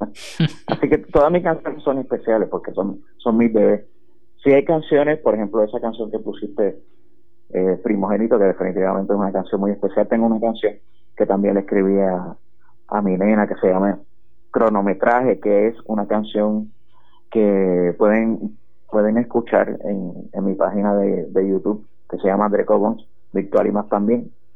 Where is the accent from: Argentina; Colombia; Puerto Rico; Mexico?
Puerto Rico; Utuado; yo soy utuadeño, yo, nacido, criado y vivo aquí en Utuado